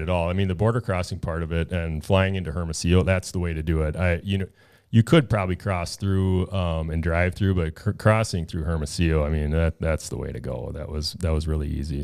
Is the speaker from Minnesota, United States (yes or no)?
yes; Minnesota, United States; I am from Minnesota